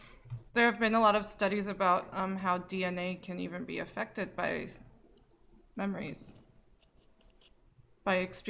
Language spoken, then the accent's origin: English; United States; I grew up in the United States.